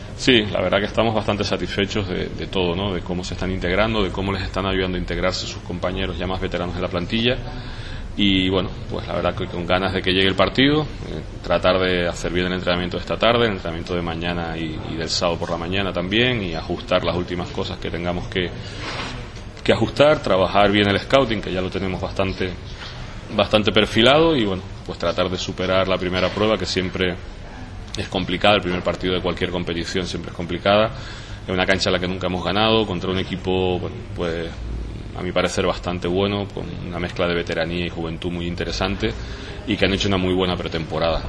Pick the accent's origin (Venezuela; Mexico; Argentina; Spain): Spain; Tenerife, Canary Islands; pero también como tinerfeño